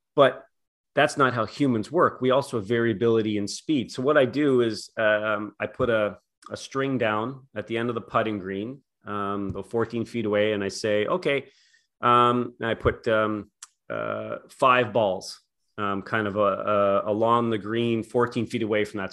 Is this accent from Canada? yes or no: yes; Canada; I'm from Canada